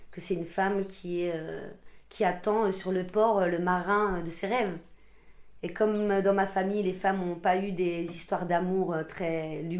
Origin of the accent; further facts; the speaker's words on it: France; c'est le message en tout cas de, de, de, de dire qu'on est français c'est, ça, c'est une vérité.